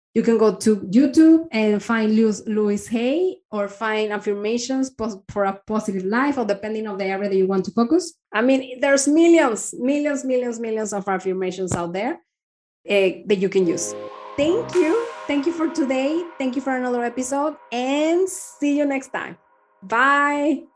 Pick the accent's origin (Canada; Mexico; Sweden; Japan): Mexico; moved away as an adult; now in Denmark; I am from Mexico